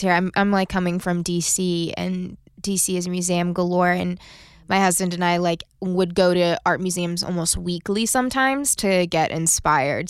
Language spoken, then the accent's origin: English; United States; we are just known around the world to work ourselves into the ground